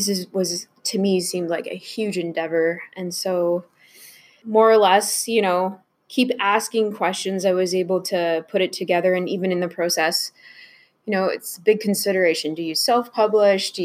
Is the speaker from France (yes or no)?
no; Canada; I am French Canadian, so I already feel living in an English society